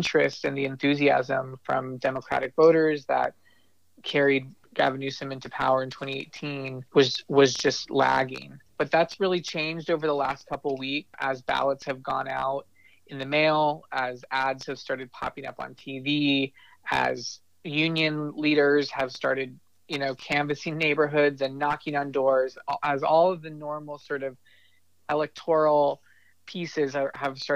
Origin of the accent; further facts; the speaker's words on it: Bay Area, California, United States; now in Sacramento, United States; I grew up in the Bay Area myself